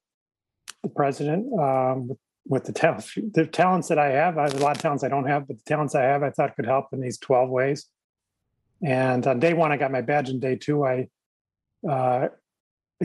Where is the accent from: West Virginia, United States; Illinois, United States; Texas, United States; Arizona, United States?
Illinois, United States; I'm from Illinois, but not the city